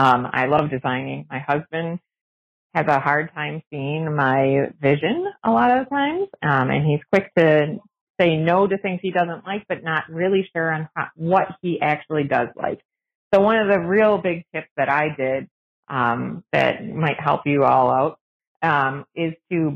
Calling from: Green Bay, Wisconsin, United States; from Green Bay, Wisconsin.

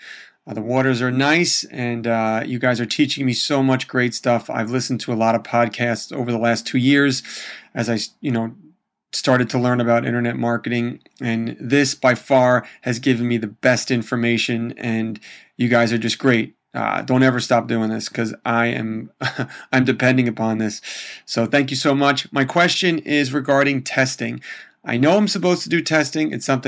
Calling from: New Jersey, United States; I am calling you from the United States over here in New Jersey.

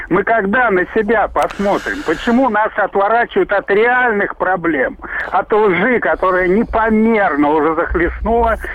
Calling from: Stary Oskol, Belgorod Oblast, Russia; Я вас беспокою из Старого Оскола.

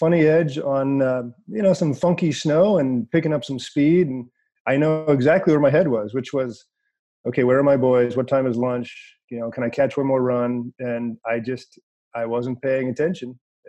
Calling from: California, United States; So, we're talking here from Northern California.

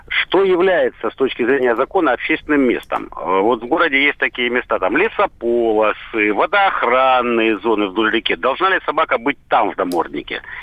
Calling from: Rostov-on-Don, Rostov Oblast, Russia; Алло, добрый день, Ростов-на-Дону.

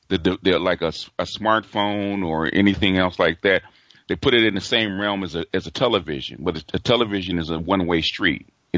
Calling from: Los Angeles, California, United States; from Los Angeles.

